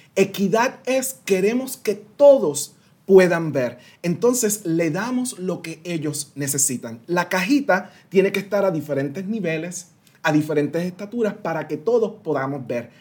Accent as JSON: {"language": "Spanish", "town": "San Sebastián", "country": "Puerto Rico", "tie": "born or raised there", "also_born_or_lived": "Washington, D.C. / United States", "first_language": "Spanish", "moved": "as an adult", "said": "nací y me crié en Puerto Rico"}